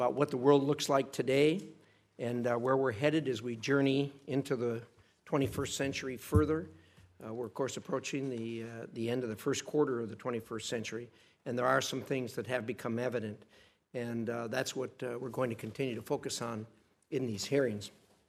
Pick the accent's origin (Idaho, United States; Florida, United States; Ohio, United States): Idaho, United States; The best example of this type of behavior comes from my home state of Idaho.